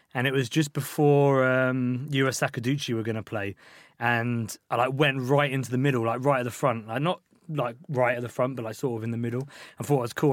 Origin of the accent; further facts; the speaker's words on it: Ashford, South East England, United Kingdom; also born or lived in Liverpool; I grew up in Ashford, which is just like a pretty shit town